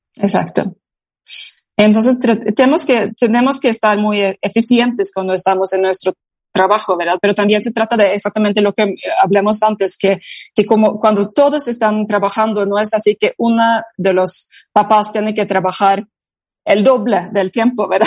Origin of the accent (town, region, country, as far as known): Norway